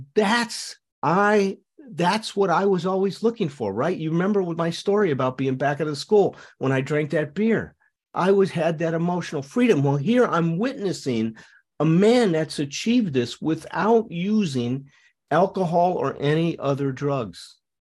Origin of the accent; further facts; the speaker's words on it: Chicago, Illinois, United States; I grew up in Chicago.